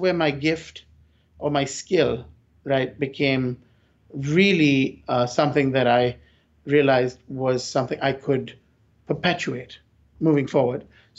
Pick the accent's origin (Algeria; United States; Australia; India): India; Because I came from India, so I was like, fine, I didn't have to ask for stay.